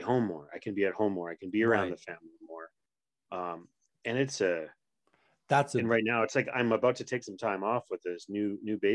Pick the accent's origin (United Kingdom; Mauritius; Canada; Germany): Canada; Quebec; first language English; moved away; I grew up in sort of backwoods kind of Quebec